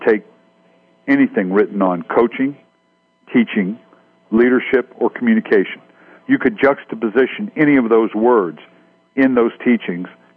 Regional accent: Redlands, California, United States; went back to my hometown in Redlands

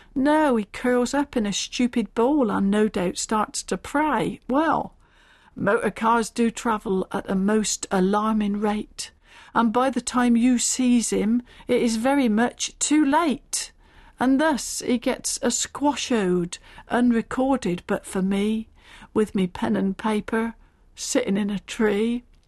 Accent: Stanford in the Vale, South East England, United Kingdom; I was brought up in the Berkshire village of Stamford in the Vale.

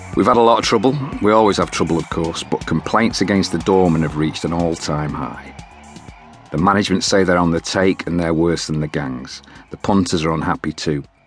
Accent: Salford, North West England, United Kingdom; I was born in Oddsall and I grew up there

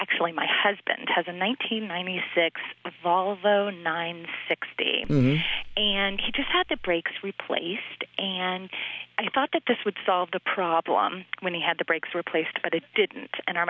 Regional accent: the South, United States; moved away as an adult; now in Long Island, United States; I'm not originally from New York. I'm from the South

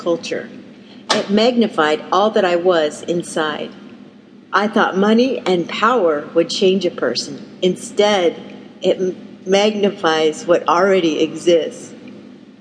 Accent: Denver, Colorado, United States; I grew up in Midwest town in Denver, Colorado

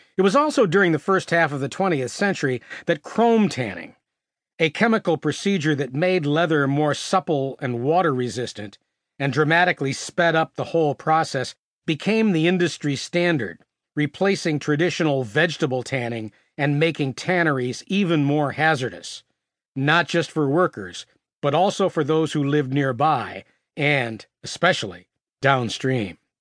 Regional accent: Gloversville, New York, United States; moved away; I'm from Gloversville, just a few miles north in the foothills of the Adirondacks

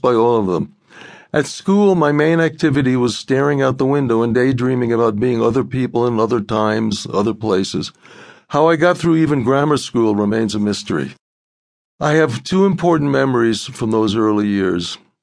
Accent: New York City, New York, United States; grew up in Brooklyn

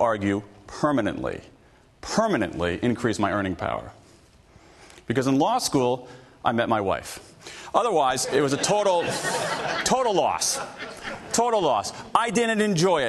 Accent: Columbus, Ohio, United States; I grew up in the Midwest, Columbus, Ohio

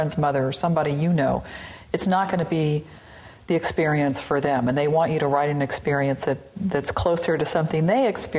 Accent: the South, United States; being a Southerner, one of the experiences I think a lot of people that grew up there share is that there is kind of a dark side, mm-hmm, to the South.

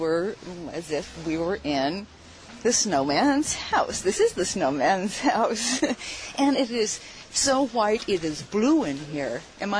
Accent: Mendocino, California, United States; Thank you. I am from Mendocino, California.

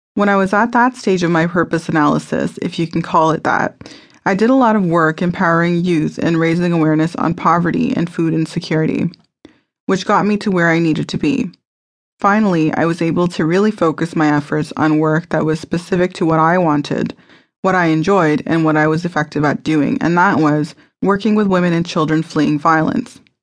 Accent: Mississauga, Ontario, Canada; I was born in Mississauga, Ontario, Canada, on October the seventeenth, nineteen eighty

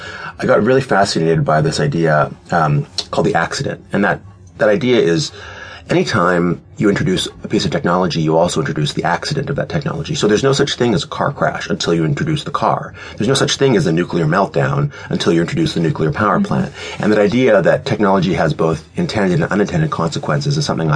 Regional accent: Canada; I'm Canadian

